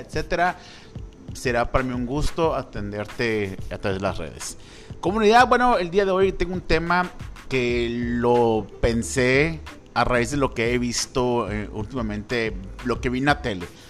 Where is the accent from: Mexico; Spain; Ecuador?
Mexico; como mexicanos